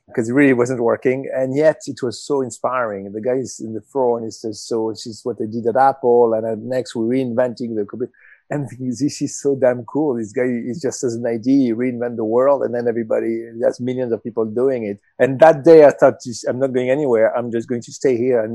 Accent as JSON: {"language": "English", "town": "Marseille", "region": "Provence-Alpes-Côte d'Azur", "country": "France", "tie": "born or raised there", "also_born_or_lived": "Paris / London / Hong Kong", "moved": "as an adult", "said": "I grew up in Marseille in South of France"}